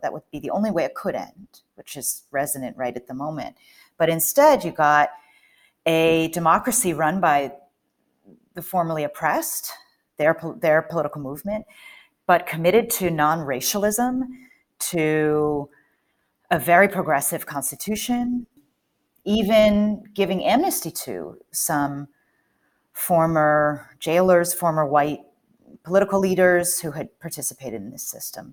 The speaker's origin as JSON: {"language": "English", "region": "Northern Virginia", "country": "United States", "tie": "born or raised there", "also_born_or_lived": "Cape Town", "moved": "as an adult", "lives_now": "Johannesburg, South Africa", "said": "I grew up in Northern Virginia, s, outside of Washington, D C"}